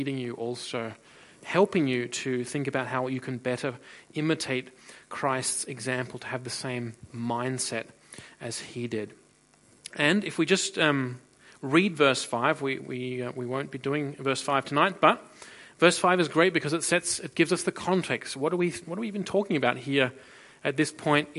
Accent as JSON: {"language": "English", "country": "Australia", "moved": "yes", "lives_now": "Freiburg, Germany", "said": "I'm originally from Australia"}